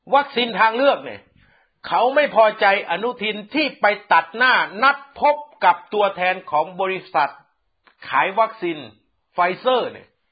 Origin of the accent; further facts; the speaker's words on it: Isan, Thailand; แต่ภาษาบ้านผมเนี่ย